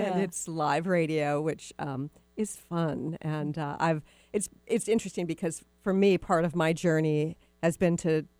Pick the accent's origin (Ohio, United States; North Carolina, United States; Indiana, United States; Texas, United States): Texas, United States; And it's funny, too, because you and I are both from the South. Most people don't know that I'm from Texas, but I am from Texas.